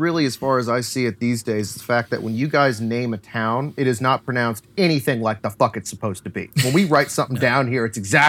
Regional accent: California, United States; I'm the Californian.

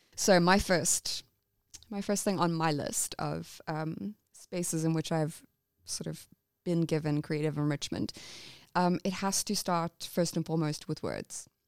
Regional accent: England, United Kingdom; I'm English.

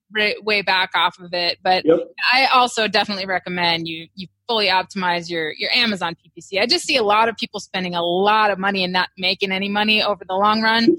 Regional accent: Wisconsin, United States; also born or lived in Hawaii; now in Texas, United States; I'm from Wisconsin

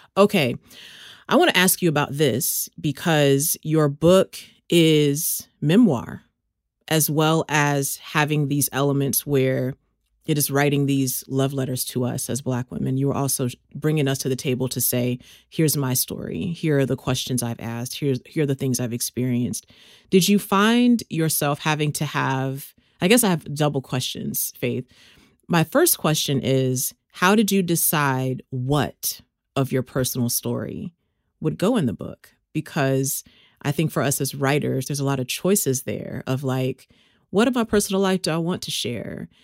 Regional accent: Texas, United States; moved away; you and I both have Texas roots

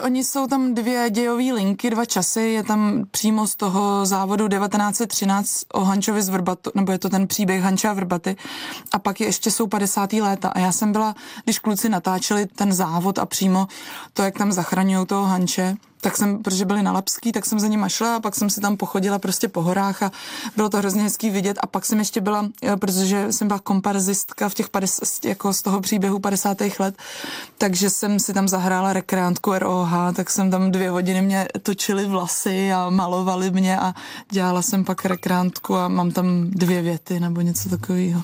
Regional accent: Czechia; now in Prague, Czech Republic; u nás doma v Krkonoších

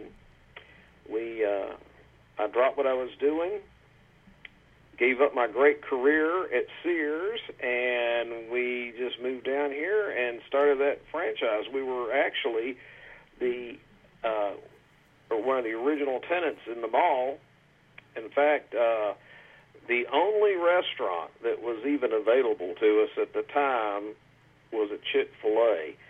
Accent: Raleigh, North Carolina, United States; moved away; In Raleigh, North Carolina.

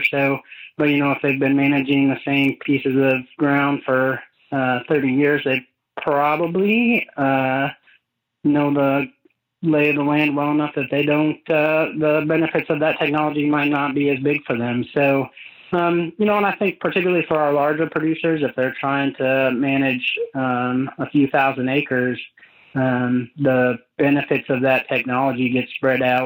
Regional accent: Freeport, Illinois, United States; moved away as an adult; also born or lived in New York / Florida / Indiana; I grew up in Northwest Illinois, Freeport, Illinois area

